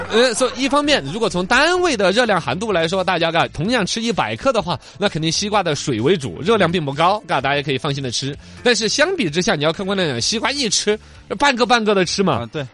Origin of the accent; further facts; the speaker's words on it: Sichuan, China; 四川尤其像我们老家麒麟地带那种